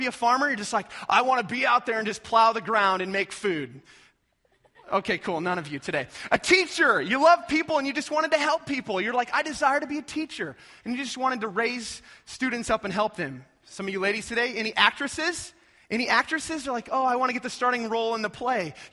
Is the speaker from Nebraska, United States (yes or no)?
yes; North Platte, Nebraska, United States; moved away; I'm originally from North Platte